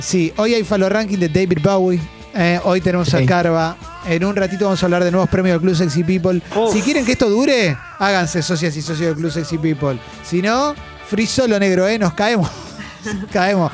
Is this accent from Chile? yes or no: no; Buenos Aires, Argentina; somos porteños